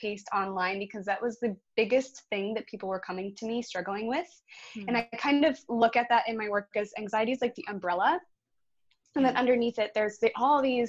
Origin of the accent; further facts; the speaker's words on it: Buffalo, New York, United States; now in Redondo Beach, United States; I am from Buffalo, New York